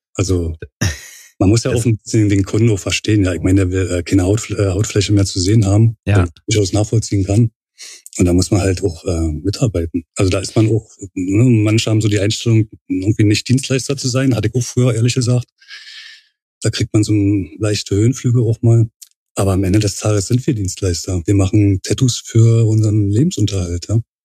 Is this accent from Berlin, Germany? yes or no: yes; Berlin, Germany; geboren und äh, aufgewachsen in Berlin, Pankow.